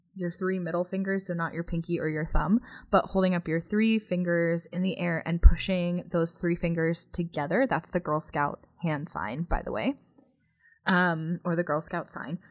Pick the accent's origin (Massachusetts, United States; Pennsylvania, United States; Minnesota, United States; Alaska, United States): Pennsylvania, United States; now in Phoenix, United States; I'm not from here. I'm actually from Pennsylvania. And so, obviously, I grew up getting snow in the wintertime